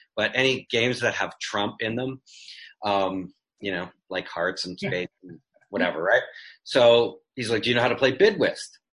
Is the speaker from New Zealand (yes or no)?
no; Canada; moved away; I grew up in in Canada in the '60s